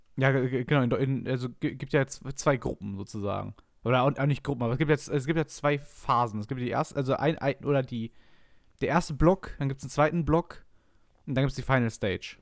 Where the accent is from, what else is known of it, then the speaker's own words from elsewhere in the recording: Essen, North Rhine-Westphalia, Germany; ich komme aus Essen